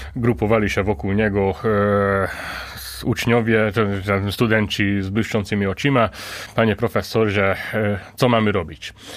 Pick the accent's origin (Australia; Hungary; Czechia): Hungary; Polish is a second language; also born or lived in Łódź, Poland; now in Poland; jestem Węgrem